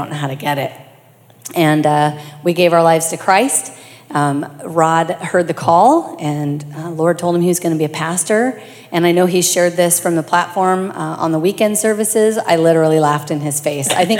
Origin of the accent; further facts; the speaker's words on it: Washington, United States; I was born and raised in Washington State